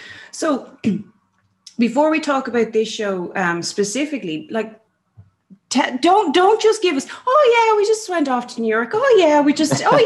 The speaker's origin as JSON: {"language": "English", "country": "Ireland", "said": "as Irish people"}